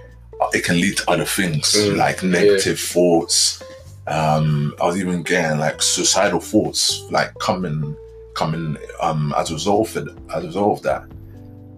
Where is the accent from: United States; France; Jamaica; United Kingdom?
United Kingdom; London; being a young black guy, especially growing up in London